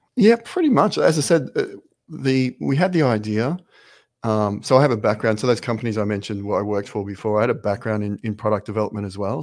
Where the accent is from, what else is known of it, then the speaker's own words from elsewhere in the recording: Brisbane, Queensland, Australia; moved away as an adult; now in Ireland; I'm from Brisbane in Australia